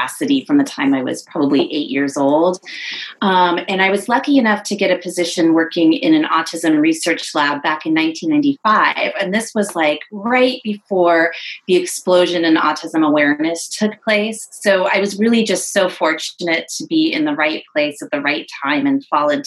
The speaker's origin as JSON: {"language": "English", "region": "California", "country": "United States", "also_born_or_lived": "San Diego, California", "moved": "as an adult", "lives_now": "South Carolina, United States", "said": "I'm originally from California"}